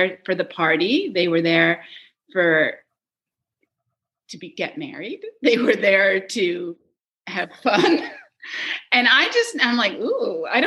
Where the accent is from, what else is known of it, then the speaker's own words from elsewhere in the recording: Scarsdale, New York, United States; also born or lived in Saratoga, New York; now in Syracuse, United States; I grew up in Scarsdale, New York, and that's where we came for the summer